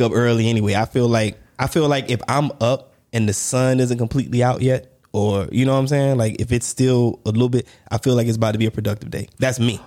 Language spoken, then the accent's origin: English; United States; moved away; I'm American